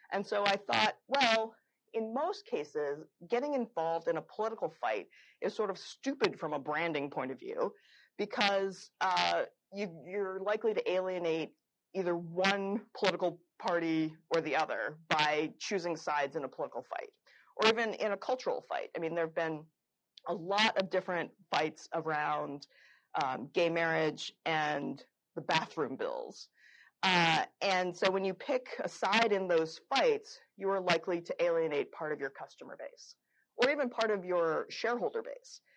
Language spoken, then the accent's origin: English; Florida, United States; Publix is my local uh, grocery store. I'm from Florida as well